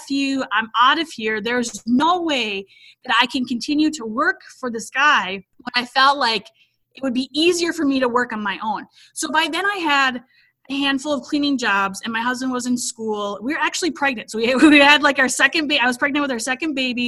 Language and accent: English; Minnesota, United States; moved away as an adult; now in Alabama, United States; I am from Minnesota, lived there basically my whole life until we recently relocated to Alabama.